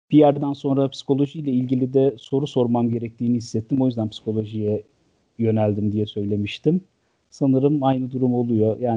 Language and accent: Turkish; Malatya, Turkey; moved away as an adult; also born or lived in Ankara / Istanbul / England; Ee, ben 1982 Malatya doğumluyum. Yani 12 Eylül sonrasında sağ sol çatışmaları bittikten sonranın Malatya'sında doğdum. Ee, bütün hayatım burada geçti. E, ilk 18 yılım lise bitene kadar.